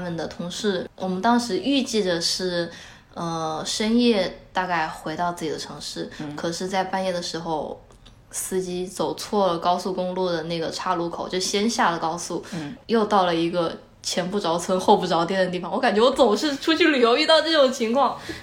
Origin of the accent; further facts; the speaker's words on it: Wuhan, Hubei, China; 我们是武汉人